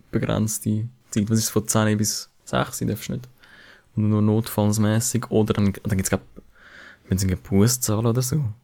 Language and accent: German; Zürcher Oberland, Zurich, Switzerland